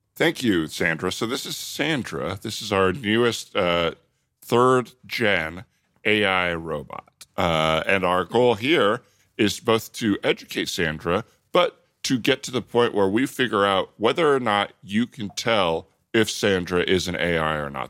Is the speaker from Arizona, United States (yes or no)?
yes; Tucson, Arizona, United States; Tucson, Arizona.